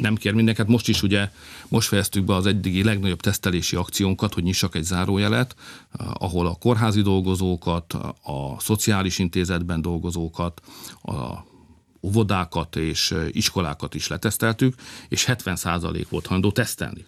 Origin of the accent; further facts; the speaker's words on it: Hungary; mi magyarok vagyunk, meg keresztények